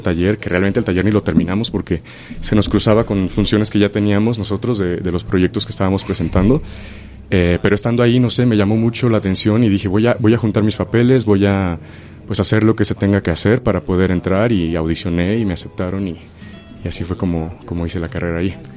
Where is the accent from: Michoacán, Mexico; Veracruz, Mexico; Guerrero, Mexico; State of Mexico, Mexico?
Guerrero, Mexico; Chilpancingo; now in Mexico City, Mexico; yo soy de originario de Chilpancingo, Guerrero. Entonces, em, viviendo en la ciudad de Chilpancingo, no estuve expuesto eh, al teatro este, de niño